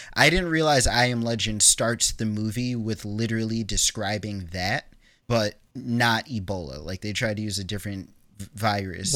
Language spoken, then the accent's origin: English; New York, United States; I grew up in New York